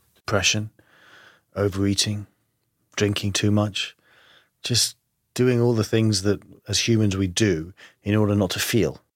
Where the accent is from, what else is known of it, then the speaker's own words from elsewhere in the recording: London, United Kingdom; accent: English; I grew up in London, uh, but my family is Greek